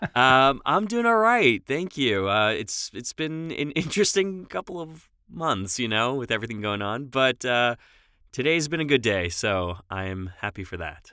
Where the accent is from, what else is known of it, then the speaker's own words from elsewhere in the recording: Long Island, New York, United States; accent: New York; moved away as an adult; also born or lived in Los Angeles, California; I'm from New York originally. Uh, moved out to L A in two thousand seven and lived there for about fourteen years.